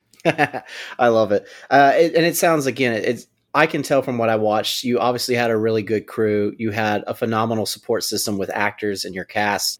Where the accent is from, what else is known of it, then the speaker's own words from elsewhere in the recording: Louisiana, United States; now in Los Angeles, United States; I'm from Louisiana